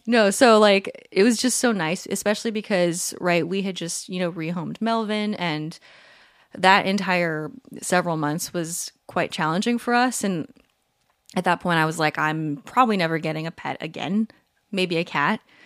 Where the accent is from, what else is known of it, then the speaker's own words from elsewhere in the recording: Palm Desert, California, United States; moved away; We are recording this episode from my hometown. We're on a little getaway, a little Airbnb in Palm Desert, California